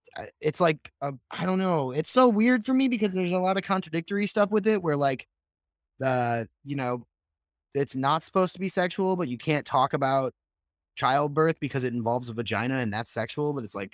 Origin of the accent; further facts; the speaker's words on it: Midwest, United States; I grew up in the Midwest where it's like the Bible Belt